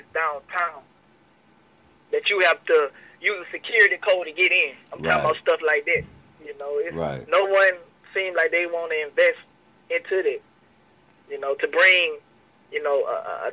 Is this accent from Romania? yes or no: no; Louisiana, United States; I'm from Louisiana.